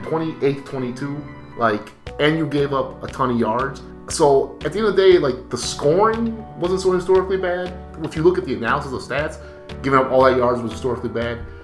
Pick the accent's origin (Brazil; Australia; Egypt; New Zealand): Brazil; moved away; I'm from Brazil.